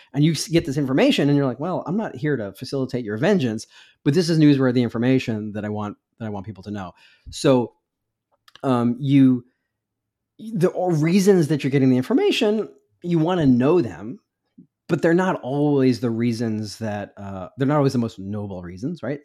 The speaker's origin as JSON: {"language": "English", "country": "United States", "said": "I'm an American reporter"}